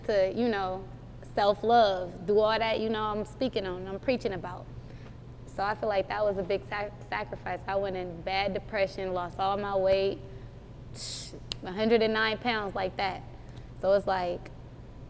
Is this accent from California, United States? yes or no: yes; the Bay Area, California, United States; I'm from the Bay